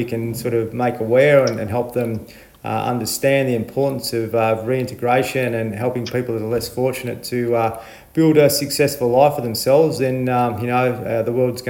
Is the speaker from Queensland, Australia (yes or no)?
no; Horsham, Victoria, Australia; I'm from Horsham, just up the road.